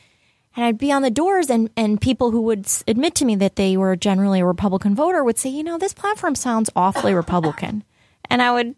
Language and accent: English; Buffalo, New York, United States; I'm American. I was born and raised in Buffalo